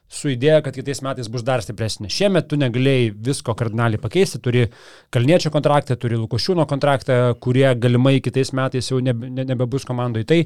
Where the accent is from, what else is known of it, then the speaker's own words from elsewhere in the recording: Aukštaitija, Lithuania; accent: Aukštaitian; pasakiau kaip aukštaitis